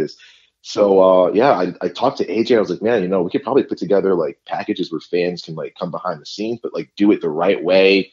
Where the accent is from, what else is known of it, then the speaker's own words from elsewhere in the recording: New England, United States; I grew up in New England